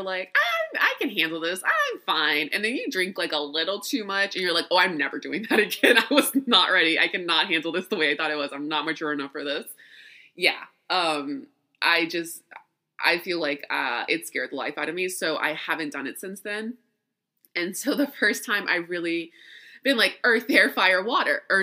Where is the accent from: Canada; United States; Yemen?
United States; Louisiana; I'm from Louisiana. I was born in Louisiana and raised there.